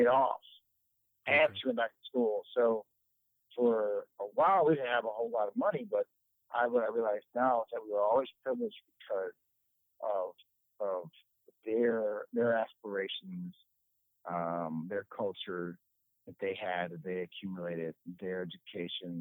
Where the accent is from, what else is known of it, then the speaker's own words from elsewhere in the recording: Detroit, Michigan, United States; I am from Detroit, born and raised. I still live in the same house I grew up in.